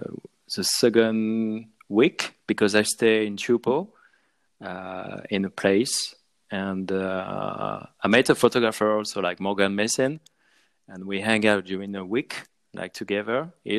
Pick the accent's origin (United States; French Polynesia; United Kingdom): French Polynesia; Tahiti; English is a second language; also born or lived in Southeast France / Brittany; now in Biarritz, France; So I'm born in French Polynesia, so I grew up there in Tahiti, and then with my parents we moved back in France and live in southeast of France, in Mediterranean.